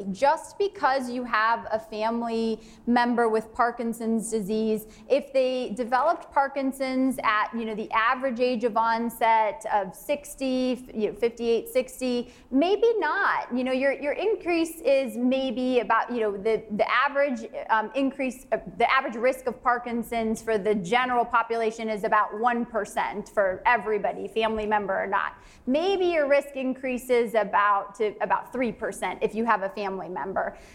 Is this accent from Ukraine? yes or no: no; Canada; I'm from Canada.